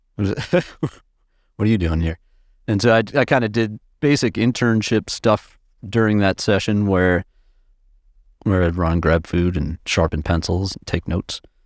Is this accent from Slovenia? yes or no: no; Minneapolis, Minnesota, United States; also born or lived in Massachusetts; I was born in Massachusetts, but in the nineties, I moved to Minneapolis. So I've, I've spent, you know, most of my formidable years in, in Minneapolis, in the suburbs